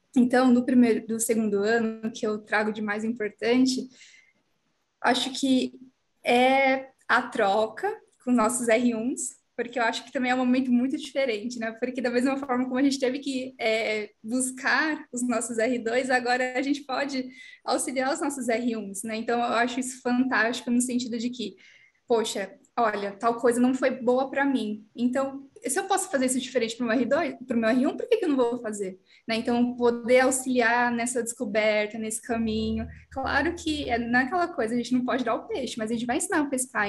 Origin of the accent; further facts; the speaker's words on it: São Paulo, Brazil; moved away as an adult; now in Ribeirão Preto, Brazil; Eu sou de São Paulo, eu vim para Ribeirão Preto